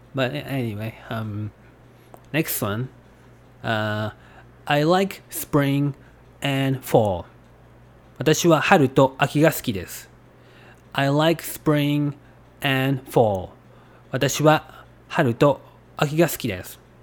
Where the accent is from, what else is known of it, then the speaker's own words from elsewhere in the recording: Japan; I'm from Japan